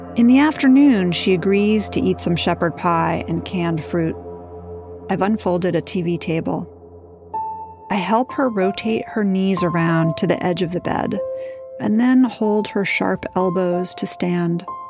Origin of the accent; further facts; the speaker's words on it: New York, United States; I grew up in New York